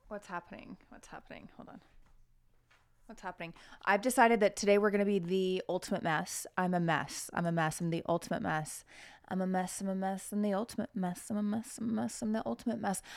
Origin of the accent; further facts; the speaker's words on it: Norman, Oklahoma, United States; I'm from Norman, Oklahoma.